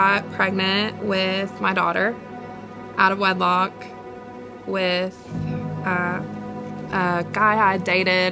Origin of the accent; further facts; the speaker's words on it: Alcoa, Tennessee, United States; also born or lived in Georgia; I'm from Alcoa, Tennessee.